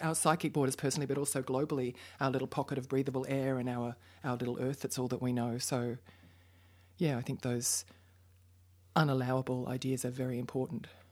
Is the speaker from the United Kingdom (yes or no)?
no; Brisbane, Queensland, Australia; moved away as an adult; also born or lived in Melbourne; now in Berlin, Germany; I'm from Brisbane," 'cause that's where my parents live and I went to high school